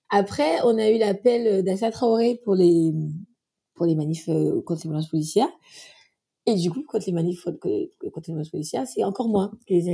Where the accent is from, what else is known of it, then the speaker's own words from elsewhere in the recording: French Antilles, France; moved away; je suis afro-antillaise, donc ça veut dire que je suis née aux Antilles, j'ai grandi aux Antilles et je suis partie il y a 12 ans.